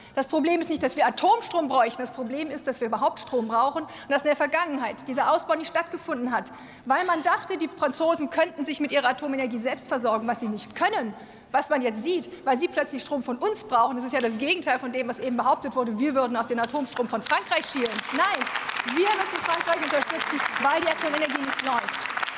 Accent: Northern Germany, Germany; ich als norddeutsche Energiepolitikerin

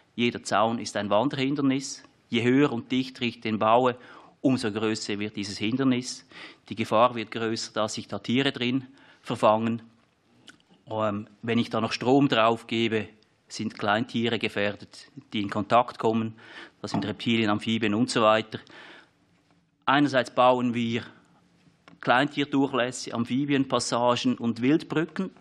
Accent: Switzerland; Sie hören, ich komme aus der Schweiz

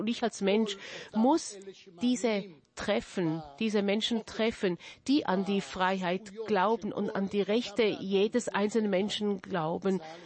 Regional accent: Jerusalem, Jerusalem District, Israel; Ich wurde in Jerusalem geboren, in einer Familie, die aus 1809 nach Jerusalem kam, aus Vilna

